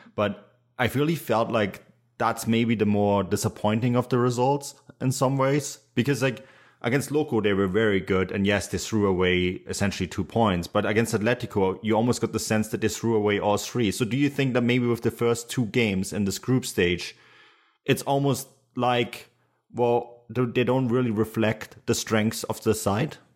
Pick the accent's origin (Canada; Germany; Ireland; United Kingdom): Germany; Munich, Bavaria; I grew up in Munich. Uh, Munich is, is where, is still my home. I still call it my hometown